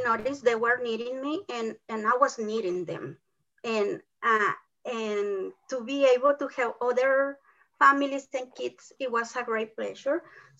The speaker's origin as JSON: {"language": "English", "country": "Mexico", "also_born_or_lived": "Oklahoma, United States", "first_language": "Spanish", "second_language": "English", "moved": "as an adult", "lives_now": "Oklahoma City, United States", "said": "I came from Mexico with a tourist visa."}